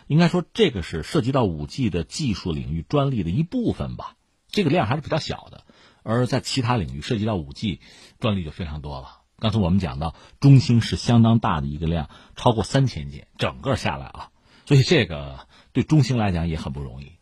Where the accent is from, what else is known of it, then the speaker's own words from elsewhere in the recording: China; 我们中国人有很多词汇